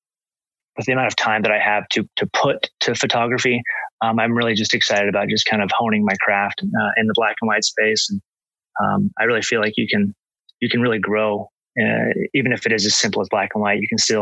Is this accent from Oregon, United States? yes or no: yes; Oregon, United States; I grew up in Oregon